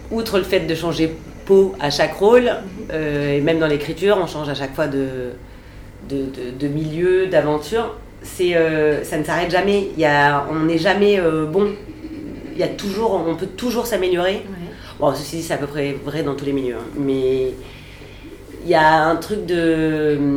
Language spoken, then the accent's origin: French; France; Je suis française, finalement il y, a une cohérence.